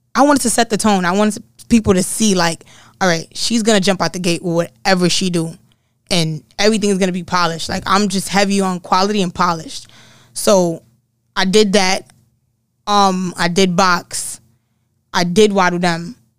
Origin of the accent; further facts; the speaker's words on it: New York City, New York, United States; I'm from the Bronx